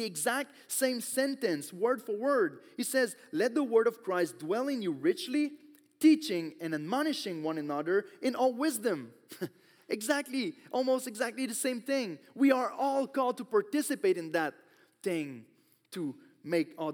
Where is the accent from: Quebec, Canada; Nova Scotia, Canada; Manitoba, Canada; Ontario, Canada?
Quebec, Canada; I grew up in Quebec, so almost everyone is Catholic